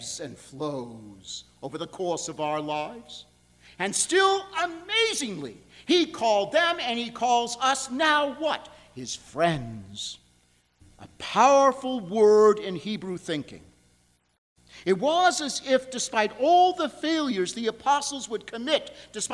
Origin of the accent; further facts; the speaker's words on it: New York, United States; now in Buffalo, United States; I'm from New York.